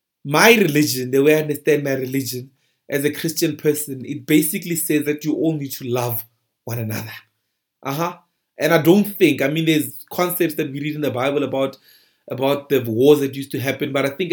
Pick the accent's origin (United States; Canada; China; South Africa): South Africa; people are robbing me because I'm a South African, or people are robbing me because I'm black.